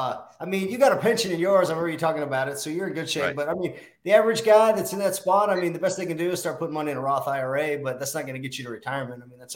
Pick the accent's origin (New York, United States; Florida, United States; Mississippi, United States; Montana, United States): Montana, United States; moved away as an adult; also born or lived in Kentucky; So I grew up in Montana, went to University of Kentucky, and I graduated in 2002.